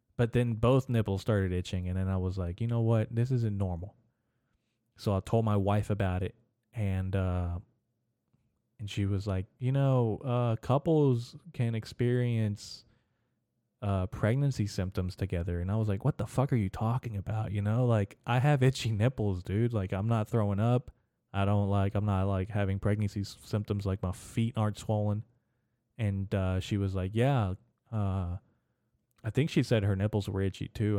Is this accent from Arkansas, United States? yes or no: yes; Arkansas, United States; in Little Rock in Arkansas, my home state